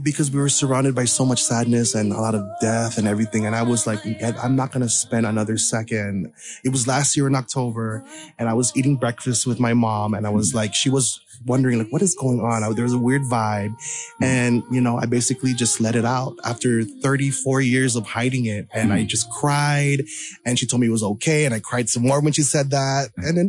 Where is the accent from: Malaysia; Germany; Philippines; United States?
Philippines; I'm a devout Catholic. I'm Filipino.